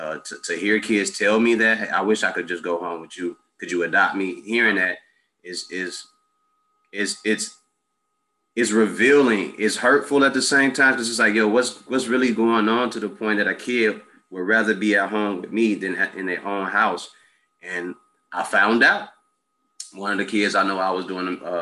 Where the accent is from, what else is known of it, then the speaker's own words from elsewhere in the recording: Chicago, Illinois, United States; also born or lived in Mississippi; I grew up on the South Side of 62nd and Woodlawn, or that community. 87th and Jeffrey, I grew up over there.